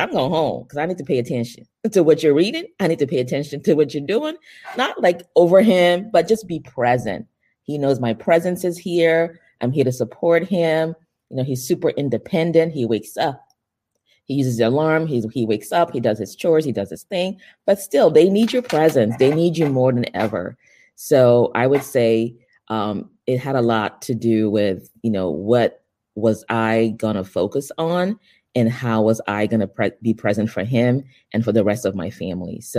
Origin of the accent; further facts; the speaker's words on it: Nigeria; also born or lived in Europe; now in United States; I am originally from Nigeria. Um, I consider myself a global citizen, um, born in Nigeria, raised in Europe, and um, moved to the United States in my late teens.